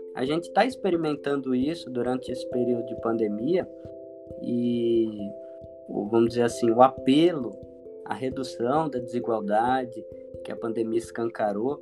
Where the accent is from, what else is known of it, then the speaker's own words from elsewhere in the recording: São Vicente, São Paulo, Brazil; now in Toledo, Brazil; Sou natural de São Vicente, litoral de São Paulo